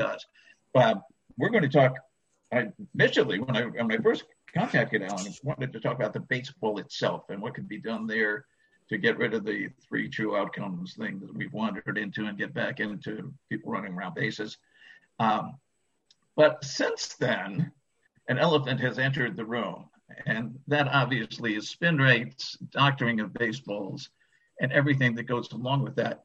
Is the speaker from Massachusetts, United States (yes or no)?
yes; Boston, Massachusetts, United States; now in Chicago, United States; I was born in Boston